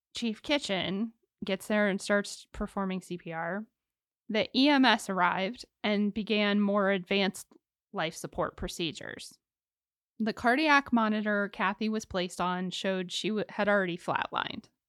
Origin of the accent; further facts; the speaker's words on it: Ohio, United States; I'm from Ohio